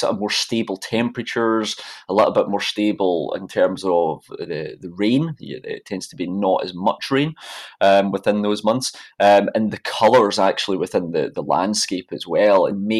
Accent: Scotland, United Kingdom; very, very beautiful, of course, but I would say that being a Scot.

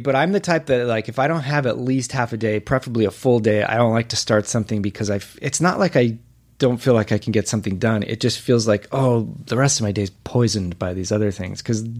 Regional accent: Whittier, California, United States; Whittier, California.

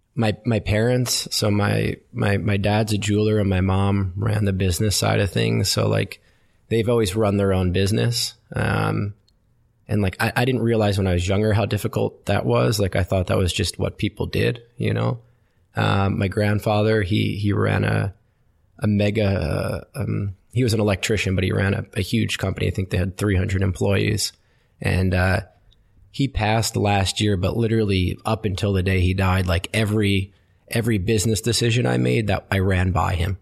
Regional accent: Westfield, New Jersey, United States; I grew up in New Jersey, uh, in a town called Westfield.

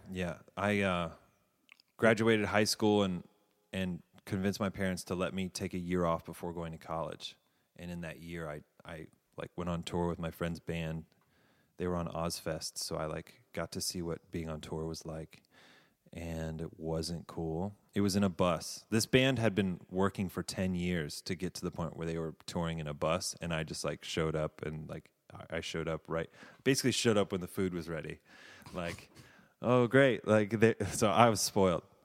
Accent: Davidson, North Carolina, United States; moved away as an adult; also born or lived in Savannah, Georgia / California / New York; I'm from a town called Davidson

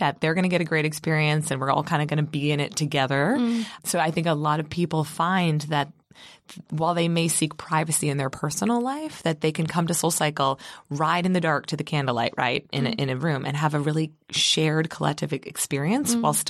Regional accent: Baltimore, Maryland, United States; Yeah, so I grew up in Baltimore, Maryland

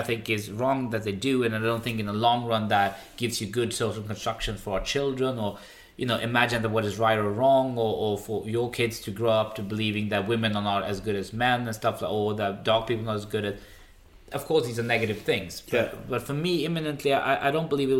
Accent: Stockholm, Stockholm County, Sweden; first language Swedish; English is a second language; I used to always say from Stockholm

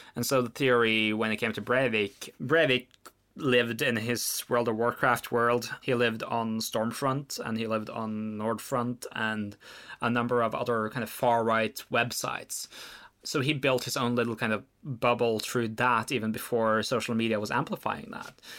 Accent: Oslo, Norway; We grew up in Oslo under fairly similar circumstances

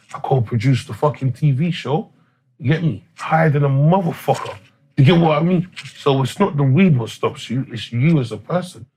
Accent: London, United Kingdom; I'm English. Like, my parents yeah. come from Jamaican descent, but I was fortunate and blessed to be born in St. Thomas's Hospital

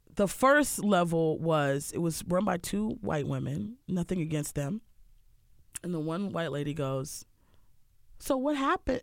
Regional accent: Harford County, Maryland, United States; moved away; also born or lived in Baltimore, Maryland; I grew up in Harford County, which is very boring

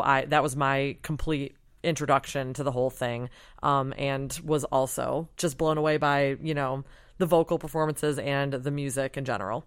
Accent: Michigan, United States; moved away; I'm from Michigan and was home for Christmas

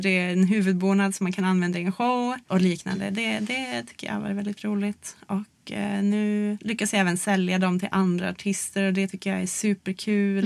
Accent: Luleå, Norrbotten County, Sweden; i Luleå då där jag växte upp

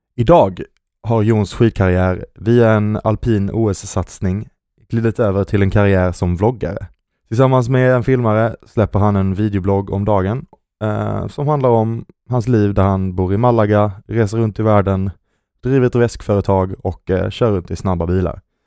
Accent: Skåne, Sweden; accent: Skånska; moved away as an adult; now in Stockholm, Sweden; är en skidnörd från Skåne. Eh, förhoppningsvis så hör ni min skånska dialekt trots att jag har bott

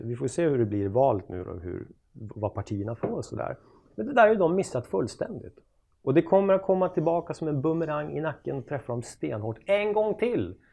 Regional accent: Östersund, Jämtland, Sweden; moved away; Östersund där jag kommer ifrån

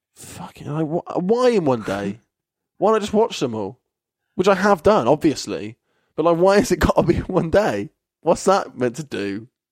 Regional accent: Kettering, East Midlands, United Kingdom; now in Bristol, United Kingdom; Kettering, which is my hometown

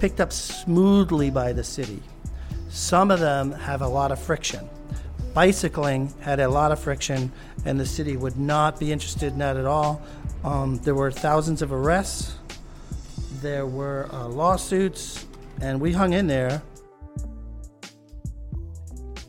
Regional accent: New York City, New York, United States; I was born in New York. I'm raised here.

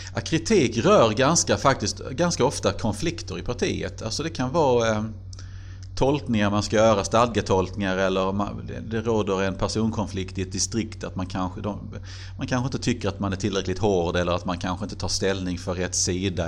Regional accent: Helsingborg, Skåne, Sweden; moved away as an adult; also born or lived in Glumslöv; now in Karlskrona, Sweden; Glumslöv tillhör ju Landskrona men det är väl ändå Helsingborg som alltid har varit min hemstad

